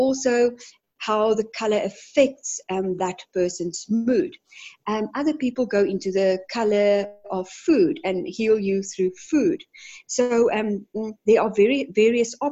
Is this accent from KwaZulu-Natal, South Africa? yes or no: no; Johannesburg, Gauteng, South Africa; I am from Johannesburg in South Africa